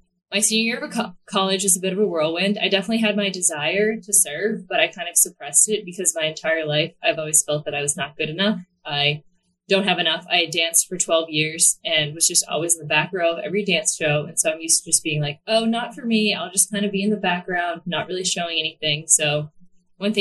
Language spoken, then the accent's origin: English; Hanover, Massachusetts, United States; moved away as an adult; now in New Jersey, United States; I am from the South Shore in a small town called Hanover. I've lived there my entire life, except for I just moved to New Jersey about, I think it's 5 months ago now